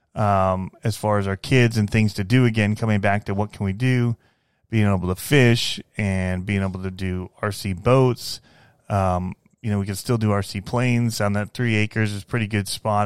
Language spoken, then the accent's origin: English; Fenton, Michigan, United States; moved away as an adult; I grew up in Michigan